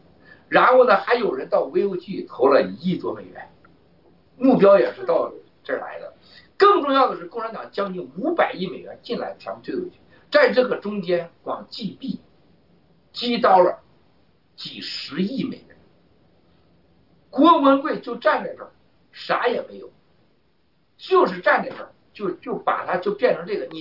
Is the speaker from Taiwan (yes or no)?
no; China; 你说我们中国人有个有个很很夸张的事情